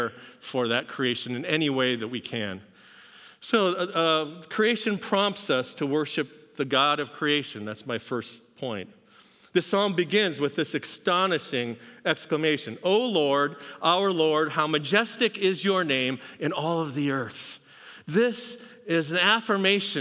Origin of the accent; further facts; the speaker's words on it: Pacific Northwest, United States; moved away; I grew up in the Pacific Northwest where we have a couple mountains out there